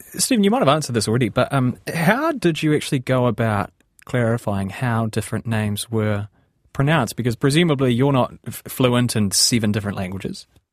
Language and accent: English; New Zealand; accent: New Zealand; I'm a New Zealander, I have a New Zealand accent.